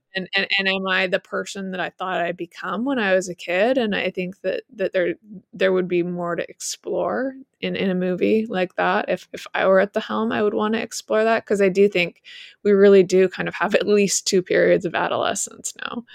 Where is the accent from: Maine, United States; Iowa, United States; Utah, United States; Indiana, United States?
Utah, United States; I grew up in Utah